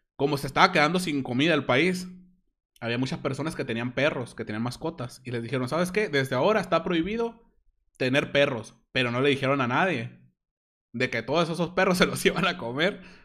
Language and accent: Spanish; Hermosillo, Sonora, Mexico; Soy de Sonora, de Hermosillo, Sonora